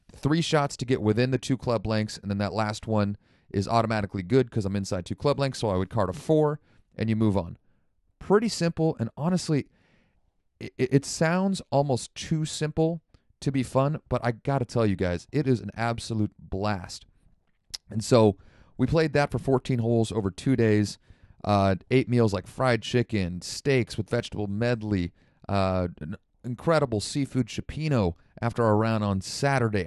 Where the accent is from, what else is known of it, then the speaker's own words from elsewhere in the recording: Santa Rosa, California, United States; moved away; my hometown of Santa Rosa, uh, up in Sonoma County